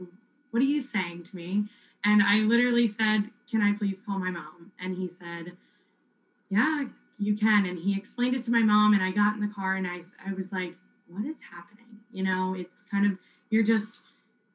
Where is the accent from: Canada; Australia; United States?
United States; West Chester, Pennsylvania; I'm from Westchester, Pennsylvania, so a little bit further from you